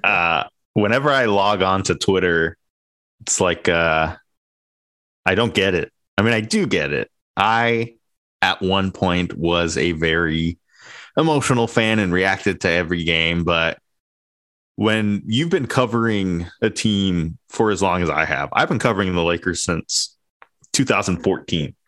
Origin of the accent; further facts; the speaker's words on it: Inland Empire, California, United States; I grew up in the Inland Empire